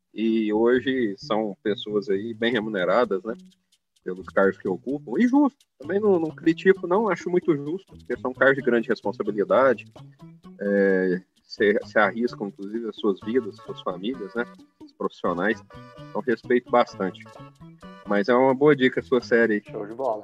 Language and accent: Portuguese; Araguari, Minas Gerais, Brazil; Eu sou de Araguari, Minas Gerais, é uma cidade de 120 mil habitantes aqui no Triângulo Mineiro, Araguari.